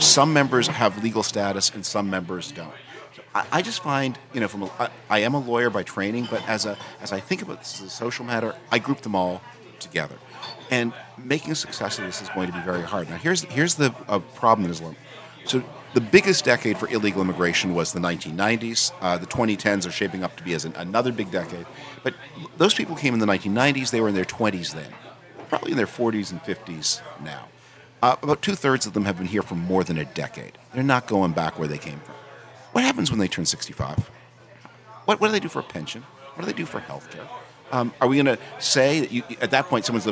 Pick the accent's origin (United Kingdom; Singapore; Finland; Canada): Canada; now in United States; I'm an immigrant. I'm a naturalized U.S. citizen. I was born in Canada, and I became a citizen in 2007.